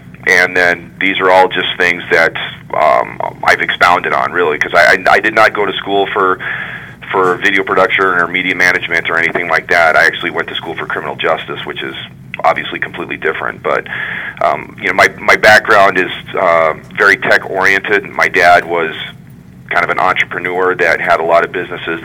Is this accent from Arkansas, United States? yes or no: no; Wyoming, United States; moved away as an adult; also born or lived in Mesa, Arizona; now in Michigan, United States; I was born and raised in Wyoming